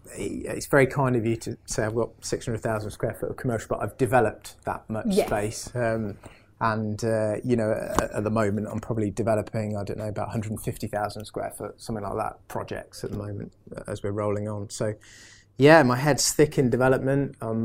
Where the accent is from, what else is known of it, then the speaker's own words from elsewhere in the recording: Singapore; born there; also born or lived in Indonesia; So I was born in Singapore, and then we lived in Indonesia